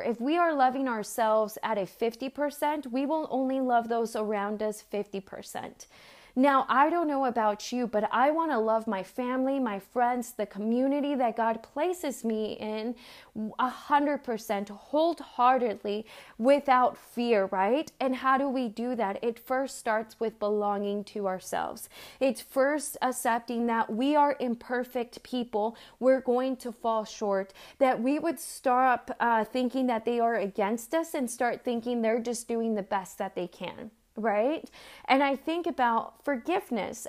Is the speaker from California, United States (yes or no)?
yes; San Diego, California, United States; also born or lived in Mexico; where I grew up in San Diego